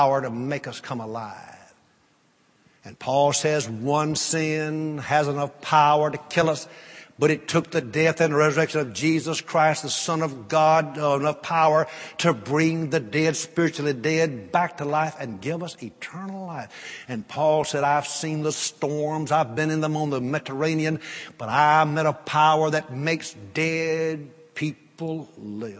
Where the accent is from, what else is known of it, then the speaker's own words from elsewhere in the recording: North Louisiana, United States; I grew up in North Louisiana